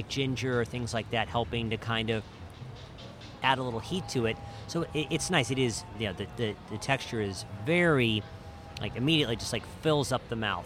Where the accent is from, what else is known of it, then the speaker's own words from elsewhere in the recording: southern Midwest, United States; For those of us from the southern Midwest, we'll say marmalade.